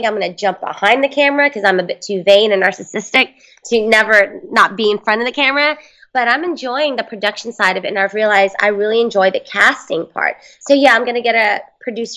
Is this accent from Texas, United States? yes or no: yes; Houston, Texas, United States; now in Los Angeles, United States; I'm from Houston. And when we were in Houston, we didn't have a team, so I had to latch on the Cowboys. And then when I moved out to L.A.